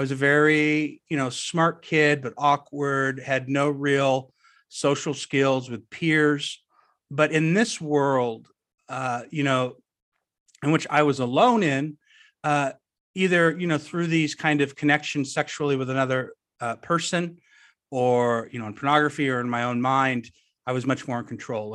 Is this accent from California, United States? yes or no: yes; suburbs of Orange County, Southern California, United States; I grew up in Southern California